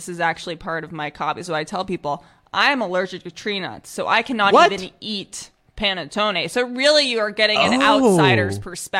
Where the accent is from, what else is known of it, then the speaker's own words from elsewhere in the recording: Minnesota, United States; No, I grew up in Minnesota, actually.